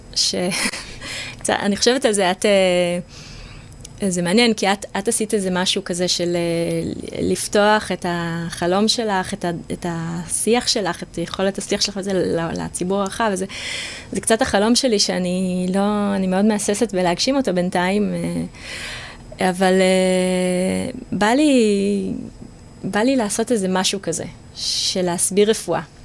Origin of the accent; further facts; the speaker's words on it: Israel; now in Jaffa, Israel; אני גדלתי במושב